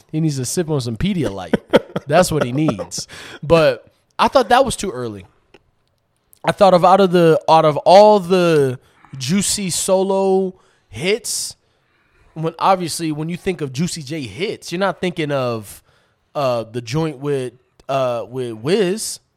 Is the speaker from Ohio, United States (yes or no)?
no; Atlanta, Georgia, United States; growing up in Atlanta